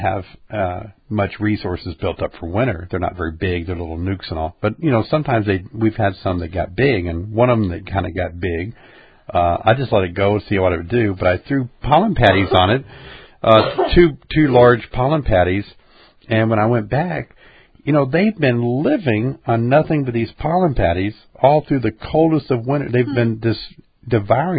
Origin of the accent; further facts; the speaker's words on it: Illinois, United States; we're from Illinois